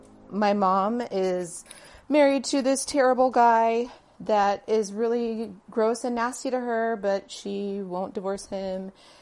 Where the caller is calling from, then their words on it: Honolulu, Hawaii, United States; I am messaging you from Honolulu, Hawaii.